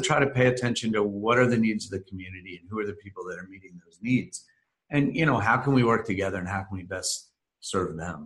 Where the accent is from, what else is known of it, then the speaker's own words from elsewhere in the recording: New Jersey, United States; moved away as an adult; now in Lynchburg, United States; I'm originally from New Jersey, and I ended up in Lynchburg via Lynchburg College